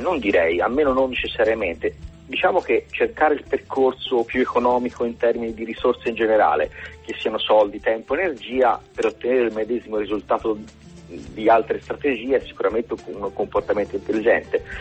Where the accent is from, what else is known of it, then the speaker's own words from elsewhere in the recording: Florence, Tuscany, Italy; accent: Tuscan; io sono di Firenze